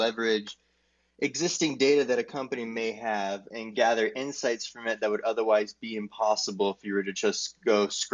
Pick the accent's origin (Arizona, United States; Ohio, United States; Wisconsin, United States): Arizona, United States; I'm from Arizona in the United States.